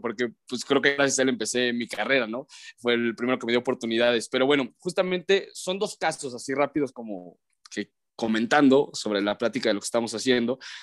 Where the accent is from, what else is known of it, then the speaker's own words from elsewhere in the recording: León, Guanajuato, Mexico; moved away as an adult; also born or lived in Ciudad Satélite, State of Mexico / Guadalajara; now in Mexico City, Mexico; yo nací en satélite. Digo, digo que nací en León porque soy orgullosamente crecido en León, Guanajuato, pero nací en satélite, crecí en León